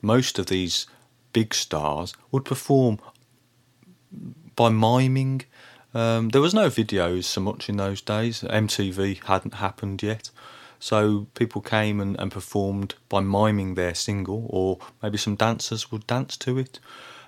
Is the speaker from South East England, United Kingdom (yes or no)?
no; Birmingham, West Midlands, United Kingdom; when I was a boy growing up in Birmingham in the 1980s